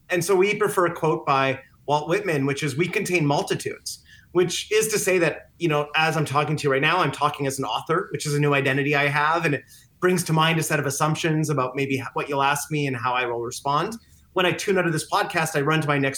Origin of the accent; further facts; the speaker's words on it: Canada; When I go back, I'm Canadian, so when I go back to on vacation to see my family, my parents, all of a sudden that shifts into another identity and another way of habits and thinking.